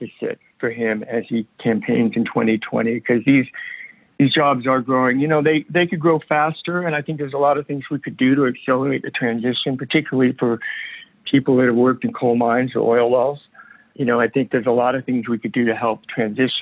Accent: New York City, New York, United States; I grew up, I was born in New York City, and my schooling was there and lived there primarily during my childhood

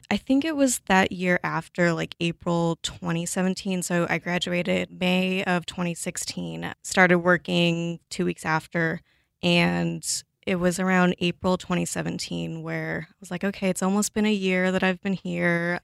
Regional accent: Los Angeles, California, United States; moved away as an adult; also born or lived in Pullman, Washington; now in Seattle, United States; I grew up in Los Angeles, kind of in a suburb surrounding L A. I lived there, sorry, my whole life until I was eighteen

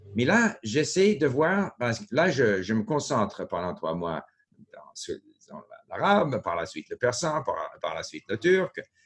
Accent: Montreal, Quebec, Canada; French is a second language; also born or lived in Japan / France; now in Vancouver, Canada; j'ai grandi à Montréal

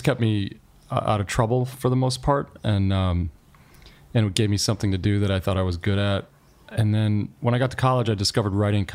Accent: Joliet, Illinois, United States; moved away; also born or lived in Chicago, Illinois; I was born in Chicago like a century ago, and then I moved to Joliet, Illinois when I was like 5 and grew up there.

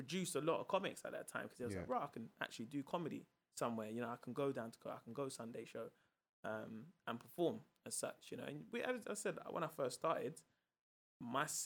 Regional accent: London, United Kingdom; also born or lived in Peckham; I'm from South London. I live in Peckham

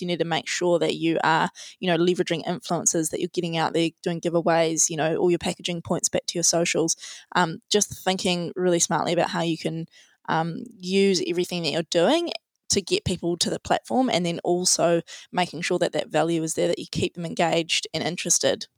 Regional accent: Tauranga, Bay of Plenty, New Zealand; also born or lived in Otago; we're both from Tauranga, we both grew up here

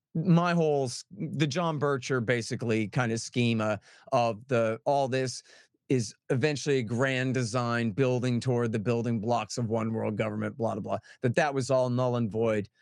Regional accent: Austin, Texas, United States; I'm from Austin, where people are mostly Democrats

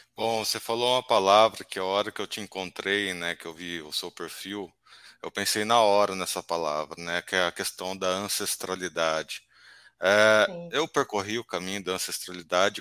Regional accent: Campinas, São Paulo, Brazil; a gente que é aqui de Campinas

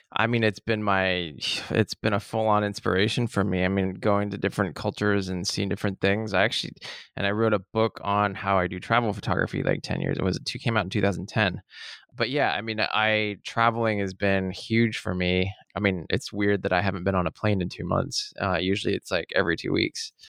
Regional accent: Seattle, Washington, United States; I was born in Seattle, born and raised on the playground in the rain

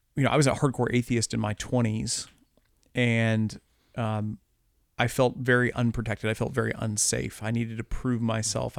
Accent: Midwest, United States; also born or lived in Columbia, Missouri; I live in Columbia, Missouri, you know, I'm a Midwesterner

